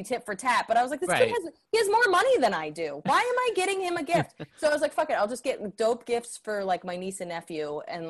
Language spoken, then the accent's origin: English; New Jersey, United States; moved away as an adult; also born or lived in Bronx, New York; now in New York, United States; I was in Central Jersey from 1 to 18.